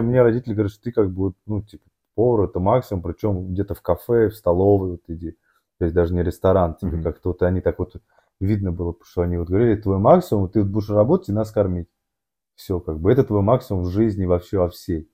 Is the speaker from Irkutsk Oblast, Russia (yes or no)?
no; Moscow, Russia; я рос в Москве, в Орехово-Борисово